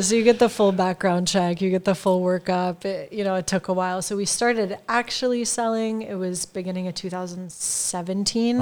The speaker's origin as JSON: {"language": "English", "region": "California", "country": "United States", "tie": "born or raised there", "also_born_or_lived": "Milan, Italy", "moved": "as an adult", "said": "I was born and raised in California, in the middle of now what is Silicon Valley"}